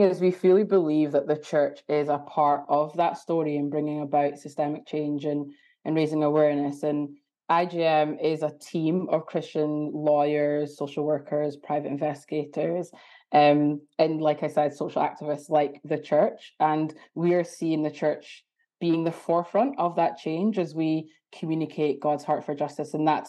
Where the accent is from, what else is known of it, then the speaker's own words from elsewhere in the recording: Ghana; also born or lived in Aberdeen; now in Edinburgh, United Kingdom; So I'm from Ghana / Aberdeen, but I'm currently in Edinburgh at the moment.